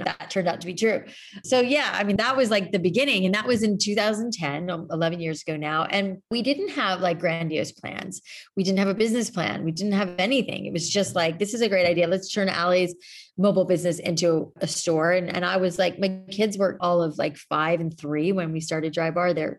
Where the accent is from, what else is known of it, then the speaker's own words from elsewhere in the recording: South Florida, United States; moved away; I grew up in South Florida